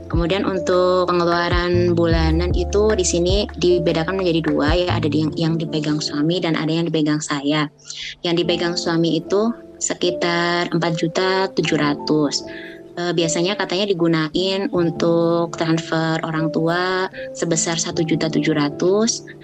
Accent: Java, Indonesia; Lalu uh, buat bikin rumah di Jawa karena saya kan asli Jawa.

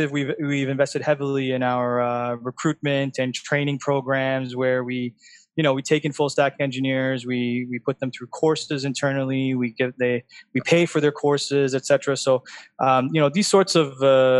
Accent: Canada; now in Dubai, United Arab Emirates; I'm from Canada

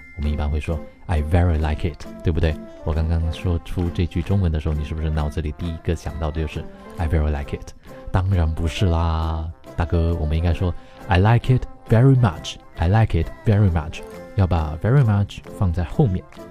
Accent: China; 我们中国人经常犯的那些中式英语的错误。

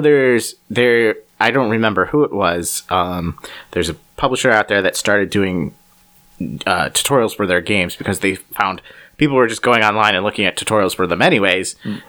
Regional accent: Cleveland, Ohio, United States; We're from Cleveland

